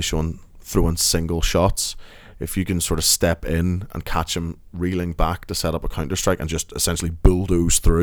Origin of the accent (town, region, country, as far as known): Northern Ireland, United Kingdom; accent: Northern Irish